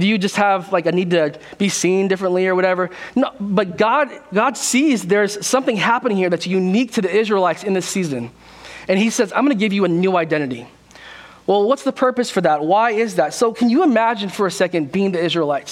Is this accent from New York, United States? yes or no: no; California, United States; born or raised there; also born or lived in South Korea